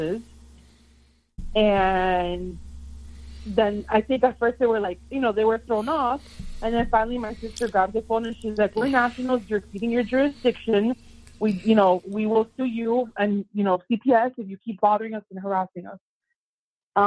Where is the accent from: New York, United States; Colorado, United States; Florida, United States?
Florida, United States; moved away as an adult; now in Michigan, United States; I'm from Florida, but I'm in Michigan right now